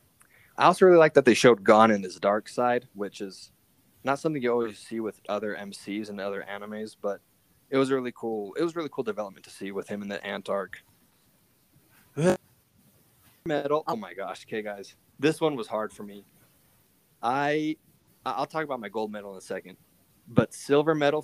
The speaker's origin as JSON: {"language": "English", "region": "Wyoming", "country": "United States", "moved": "as an adult", "lives_now": "Utah, United States", "said": "I come from Wyoming"}